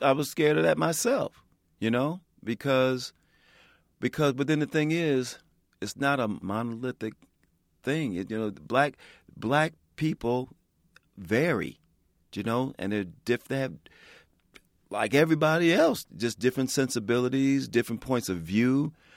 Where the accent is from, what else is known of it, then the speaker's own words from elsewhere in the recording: Chicago, Illinois, United States; I grew up in Chicago